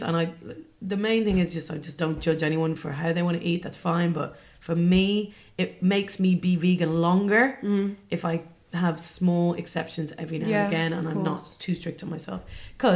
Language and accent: English; Dublin, Leinster, Ireland; moved away; I was brought up in Dublin, and I had a really like nice upbringing. I was brought up in the suburbs of Dublin